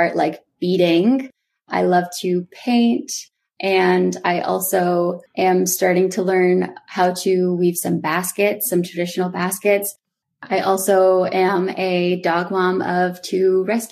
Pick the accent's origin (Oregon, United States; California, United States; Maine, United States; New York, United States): Maine, United States; Old Town; I did grow up on the Penobscot Nation, or otherwise known as Indian Island, which is a small island located in Old Town, Maine